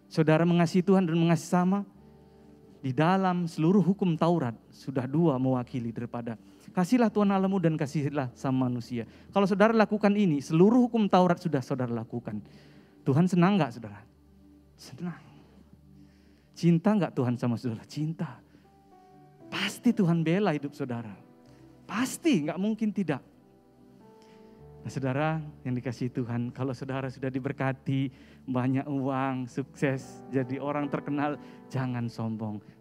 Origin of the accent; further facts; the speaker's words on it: North Sumatra, Indonesia; Saya asal dari Sumatera Utara. Saya lahir di sana.